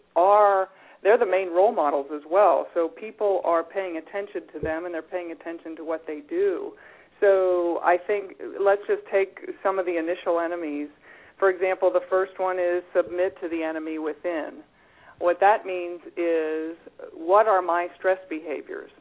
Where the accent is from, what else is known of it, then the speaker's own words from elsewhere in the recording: Cincinnati, Ohio, United States; I grew up in Cincinnati